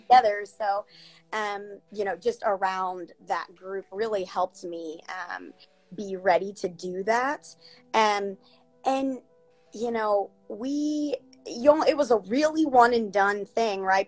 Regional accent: southern Ohio, United States; I'm actually from a very small, small town um, in Ohio, southern Ohio. So, right uh, near Kentucky

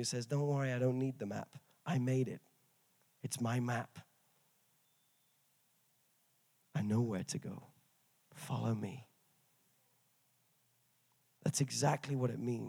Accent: England, United Kingdom; I'm from England

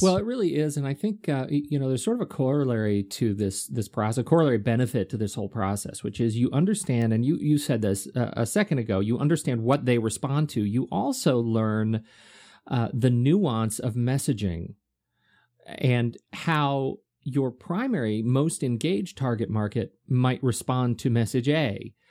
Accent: United Kingdom; moved away; I'm British.

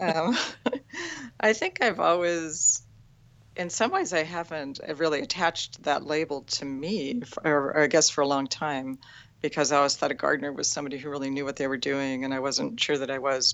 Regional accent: Mojave Desert, California, United States; now in Redding, United States; I grew up in the Mojave Desert of California

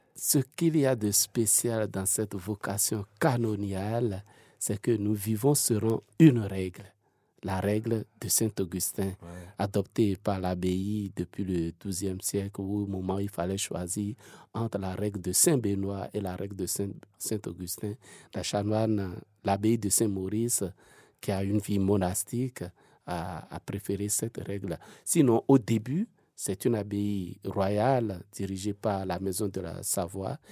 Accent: Benin; now in Switzerland; moi, je viens de l'Afrique de l'Ouest, ah ah. d'un pays qu'on appelle le Bénin

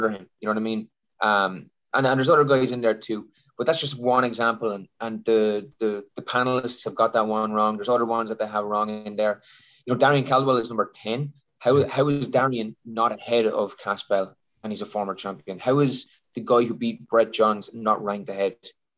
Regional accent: County Wexford, Leinster, Ireland; I'm a guy from County Wexford where there is no MMA gyms

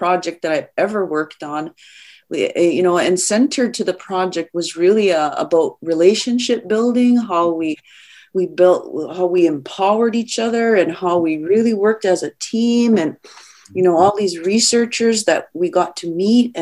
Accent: Kahnawake, Quebec, Canada; I'm from the Ganyangahaga community of Ganawage

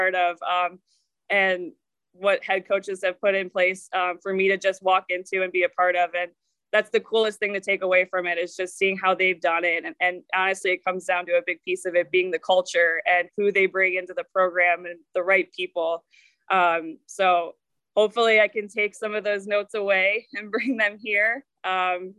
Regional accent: Chicago, Illinois, United States; also born or lived in Oakland University, Michigan; I'm from the Chicago area

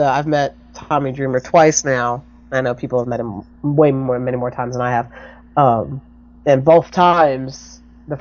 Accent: New Jersey, United States; now I'm from Jersey

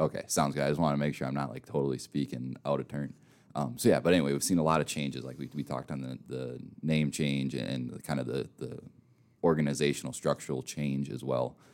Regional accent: Minnesota, United States; moved away; I'm from Minnesota, and you can probably tell by my voice a little bit as well

